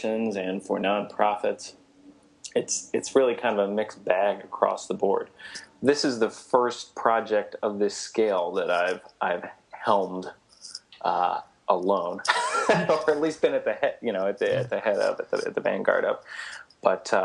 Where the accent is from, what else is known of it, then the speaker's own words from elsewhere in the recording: Chicago, Illinois, United States; being a local Chicago person